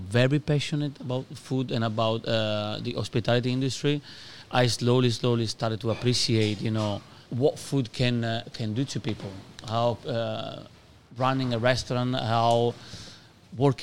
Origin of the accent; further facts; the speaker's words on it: Padua, Veneto, Italy; English is a second language; moved away as an adult; also born or lived in London; I'm from Padova, which is like half an hour drive from Venice.